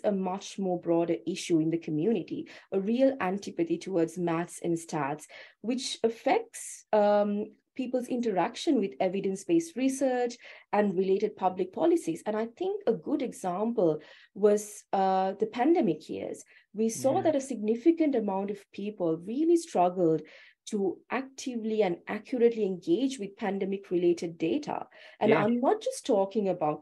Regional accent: Sri Lanka; now in Australia; I'm originally from Sri Lanka, so I haven't gone through this school system

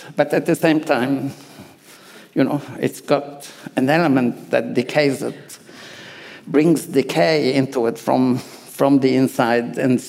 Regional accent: Australia; I actually feel like I'm 100% Lebanese, so piss off. And I'm 100 Australian, also piss off. And I have no problem saying that I am both.

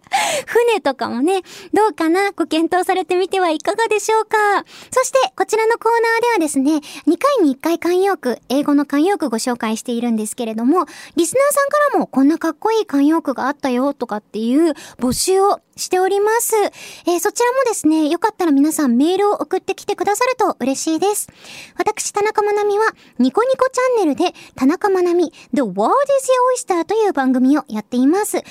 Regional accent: Hiroshima, Japan; 私は広島県出身なんですけど

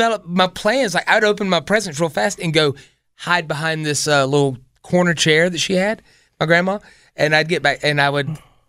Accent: Spartanburg, South Carolina, United States; I grew up in Spartanburg, 26.

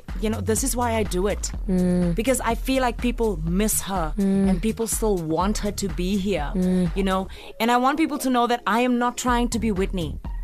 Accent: South Africa; Anytime I said I was from South Africa, anytime, people always go, fantastic.

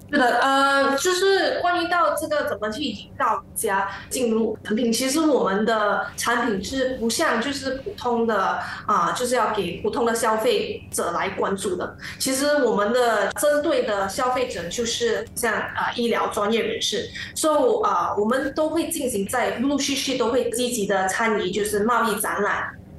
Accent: Malaysia; 我们马来西亚人比较 喜欢我们本土的自己制造商呢

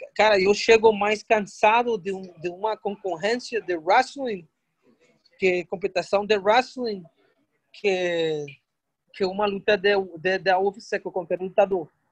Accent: Northeast Region, Brazil; Eu sou nordestino

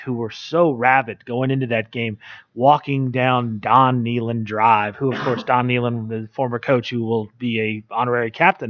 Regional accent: Maryland, United States; I was born in Maryland, raised in Maryland. It's not a big college football state.

